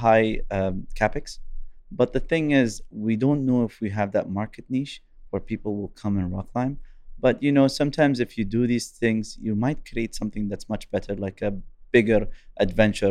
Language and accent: English; Eastern Province, Saudi Arabia; also born or lived in Japan; I'm from Shergiya